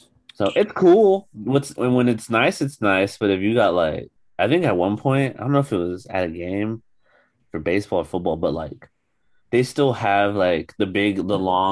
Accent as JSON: {"language": "English", "area": "Central Coast", "region": "California", "country": "United States", "tie": "born or raised there", "said": "I grew up in the Central Coast"}